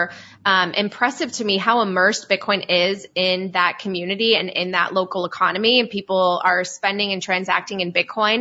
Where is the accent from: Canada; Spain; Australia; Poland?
Poland; moved away; also born or lived in Italy; I'm from Poland and I also lived in Italy.